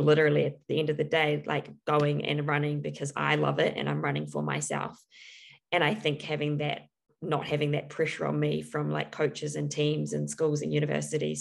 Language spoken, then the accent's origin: English; New Zealand; growing up in New Zealand